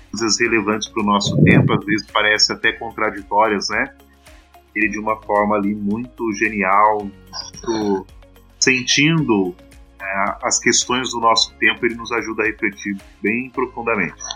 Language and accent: Portuguese; Pindamonhangaba, São Paulo, Brazil; Eu sou aqui de Pitamonhangaba.